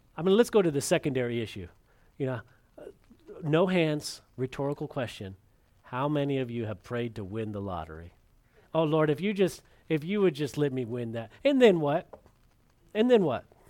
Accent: California, United States; moved away; my brother and I, when we were growing up in California

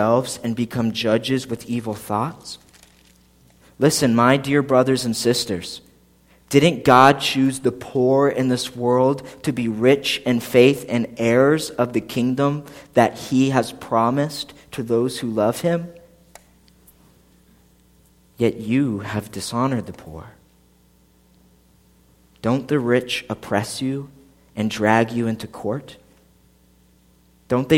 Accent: Philadelphia, Pennsylvania, United States; moved away as an adult; now in New Egypt, United States; I grew up outside of Philadelphia, like 15 minutes from the airport

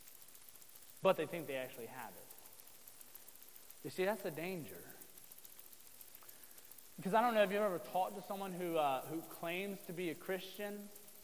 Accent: Southern Ohio, United States; moved away as an adult; now in Marysville, United States; I grew up in Southern Ohio, which is definitely considered part of the Bible Belt

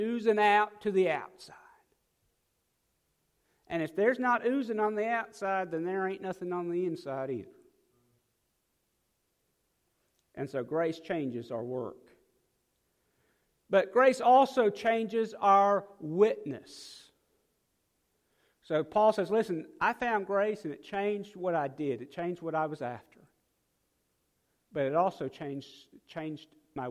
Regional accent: South Dakota, United States; now in Mississippi, United States; I'm from South Dakota

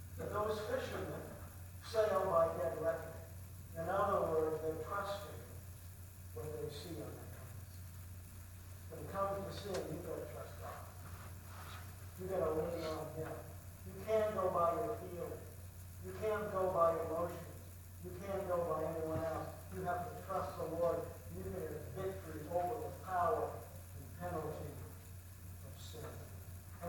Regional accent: Boston, Massachusetts, United States; I grew up, I was born in Boston

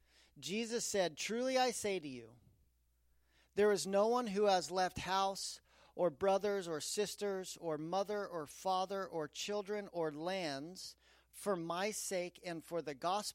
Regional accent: Aspen, Colorado, United States; I grew up in Aspen, Colorado.

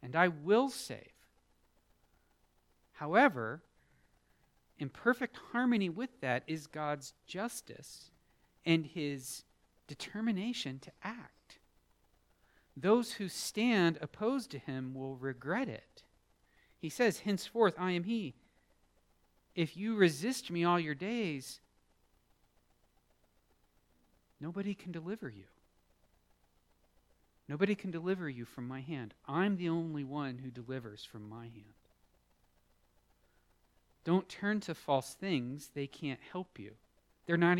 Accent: United States

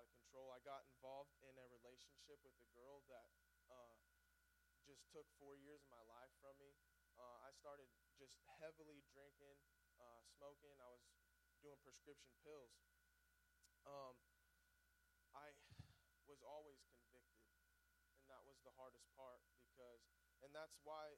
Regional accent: Mount Vernon, Missouri, United States; now in Springfield, United States; I grew up in Mount Vernon, and I was raised in church

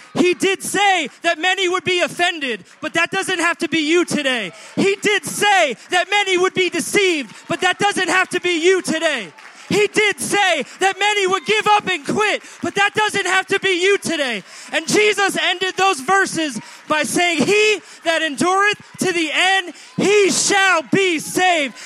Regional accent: New York City, New York, United States; as a New Yorker

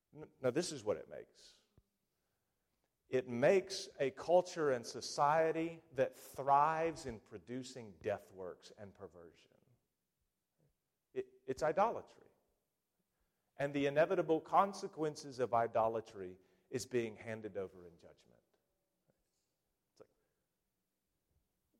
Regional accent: United States; as an American people

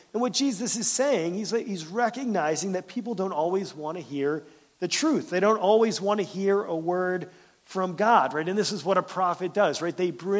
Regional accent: Pennsylvania, United States; now in Michigan, United States; I'm glad I moved from Pennsylvania. I live in Michigan now because I don't have any family around here.

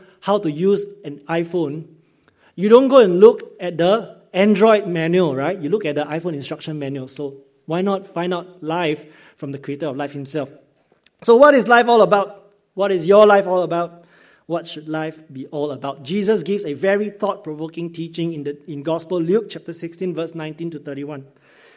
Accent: Singapore; as a Singaporean growing up in Singapore system

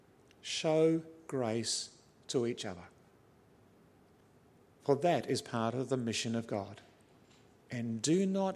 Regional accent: New Zealand; also born or lived in Australia; I'm fairly passionate in my Kiwi blood as a New Zealander.

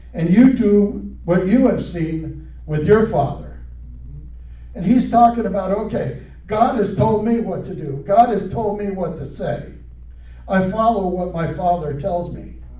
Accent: United States; growing up in America, as a schoolboy

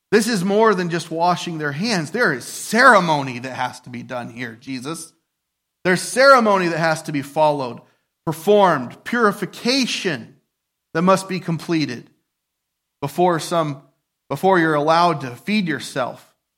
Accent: United States; I'm a patriot, I'm an American

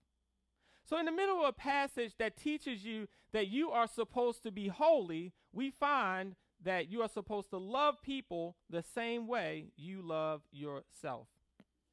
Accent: Baltimore, Maryland, United States; Growing up in Baltimore City

